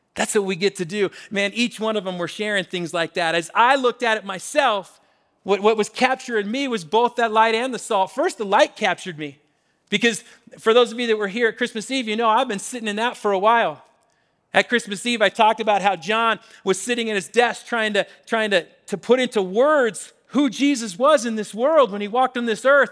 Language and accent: English; Washington, United States; now in Colorado, United States; Growing up in Washington, especially in college in Western Washington